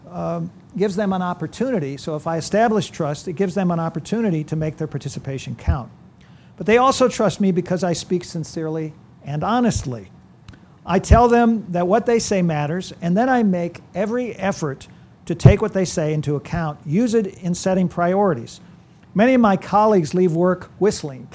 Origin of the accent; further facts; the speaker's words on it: California, United States; moved away; also born or lived in Iowa; I grew up in California